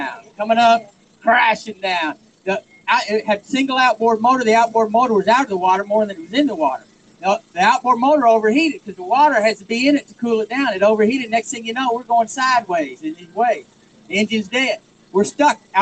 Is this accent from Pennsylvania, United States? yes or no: no; Texas, United States; moved away as an adult; now in Massachusetts, United States; I'm from Texas